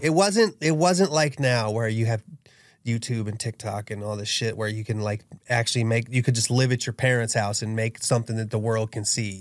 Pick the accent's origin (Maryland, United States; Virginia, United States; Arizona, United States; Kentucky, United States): Maryland, United States; Dunkirk; I was raised in Dunkirk, Maryland, which is a small town that's a suburb of Washington, D.C.